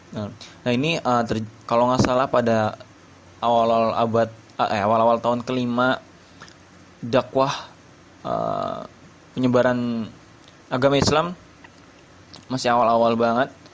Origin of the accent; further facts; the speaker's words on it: Subang, West Java, Indonesia; born there; saya lahir di Subang 15 Juli 2001 suku saya Sunda Jawa Barat